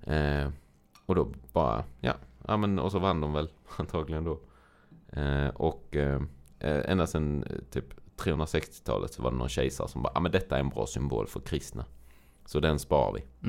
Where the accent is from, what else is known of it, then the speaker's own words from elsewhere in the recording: Sweden; Rya, där jag är uppvuxen